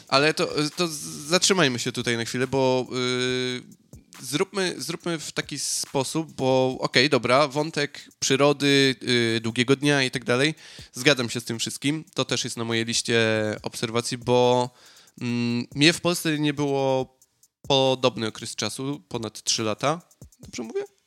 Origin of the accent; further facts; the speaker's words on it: Piekary Śląskie, Silesian Voivodeship, Poland; moved away; no ja jestem z okolic Katowic, dokładnie z Piekar. Piekary to nie jest jakaś super metropolia, e, zwłaszcza, że tam, gdzie jest mój rodzinny dom